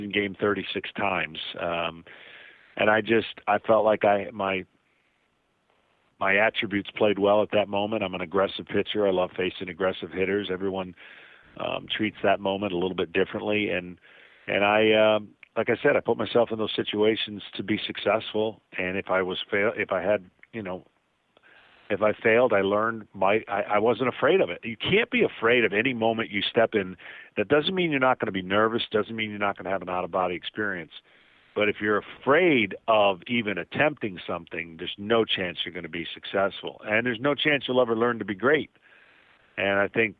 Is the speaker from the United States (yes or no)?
yes; Lansing, Michigan, United States; I grew up in Lansing, Michigan